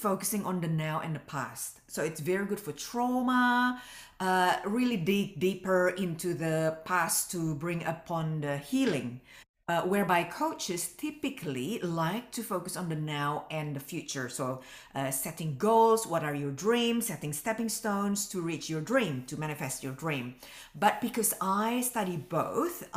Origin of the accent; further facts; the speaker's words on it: Indonesia; moved away as an adult; now in Australia; I came from Indonesia and I came from a very religious family. I didn't feel at home back home.